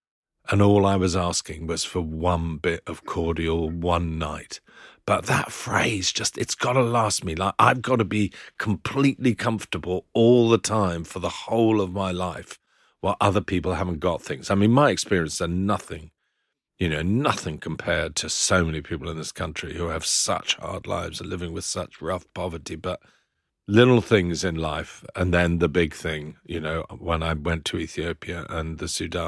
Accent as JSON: {"language": "English", "country": "Philippines", "tie": "born or raised there", "also_born_or_lived": "New Zealand", "lives_now": "United Kingdom", "said": "I was born in New Zealand. My mum's Australian as well. And then when I was four, we moved to the Philippines."}